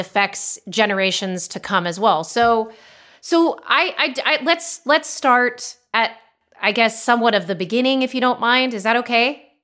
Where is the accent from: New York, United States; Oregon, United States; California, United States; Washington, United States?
California, United States; Los Angeles; moved away as an adult; now in Austin, United States; growing up in Los Angeles